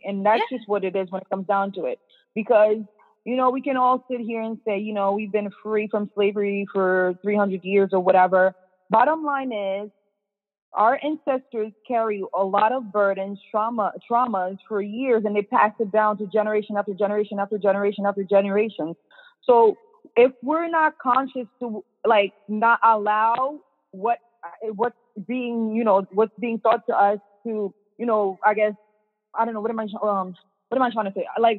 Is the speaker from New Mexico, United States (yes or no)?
no; Boston, Massachusetts, United States; also born or lived in Worcester; I mean, where I was raised in Boston. So literally, it was a city, where I went to school wasn't in Boston. It's called Worcester. So it was like the second biggest city in Massachusetts.